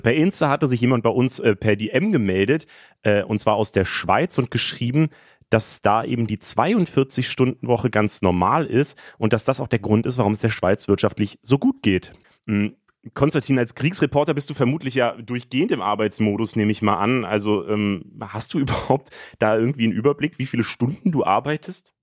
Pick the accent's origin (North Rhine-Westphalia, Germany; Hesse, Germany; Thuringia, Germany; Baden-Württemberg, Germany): Hesse, Germany; Frankfurt am Main; ich bin in Frankfurt geboren und aufgewachsen